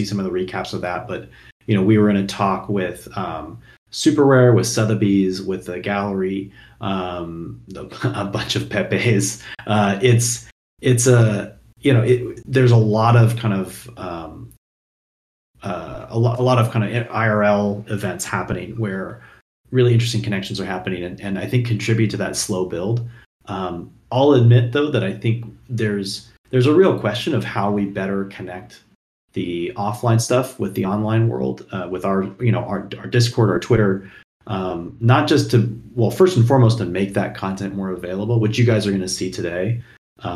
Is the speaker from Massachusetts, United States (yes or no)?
no; Seattle, Washington, United States; moved away; I'm originally from Seattle